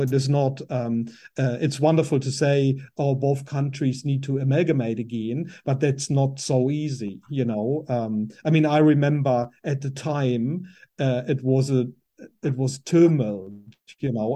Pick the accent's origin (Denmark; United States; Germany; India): Germany; English is a second language; moved away as an adult; also born or lived in Berlin, Germany; now in New Zealand; I was born in Germany, in the far west of Germany, um, very close to the Luxembourg French border.